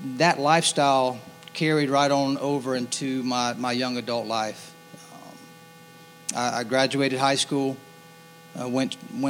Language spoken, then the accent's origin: English; Hanahan, South Carolina, United States; also born or lived in Goose Creek, South Carolina; We moved from Hanahan to Goose Creek in 1983. And that was a year that Stratford High School opened, so I started there as a freshman